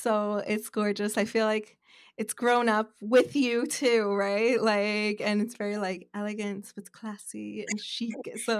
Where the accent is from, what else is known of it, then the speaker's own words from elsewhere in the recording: New York, United States; I'm from New York. Like, we don't acknowledge people.